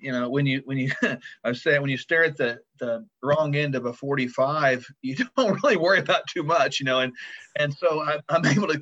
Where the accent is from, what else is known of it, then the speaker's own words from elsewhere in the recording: Tulsa, Oklahoma, United States; I was born in Tulsa, Oklahoma.